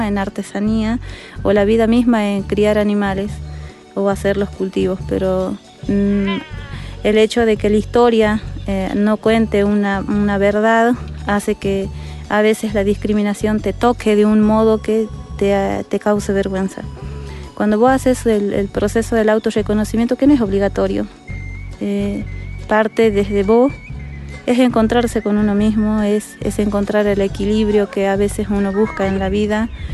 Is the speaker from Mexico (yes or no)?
no; Diaguita, Salta, Argentina; no somos colla pero sí diaguitas